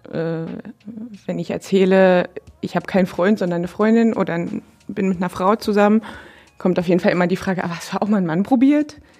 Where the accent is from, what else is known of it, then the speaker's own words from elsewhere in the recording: Dresden, Saxony, Germany; now in Brandenburg, Germany; ich komme ursprünglich aus Dresden, aus einer ähm, nicht konfessionell gebundenen Arbeiterfamilie